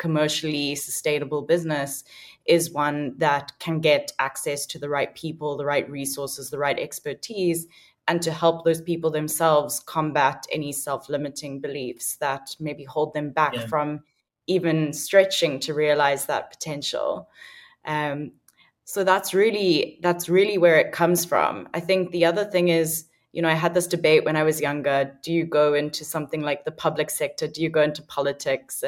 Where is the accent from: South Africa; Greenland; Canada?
South Africa; Cape Town, Western Cape; also born or lived in United Kingdom; growing up in South Africa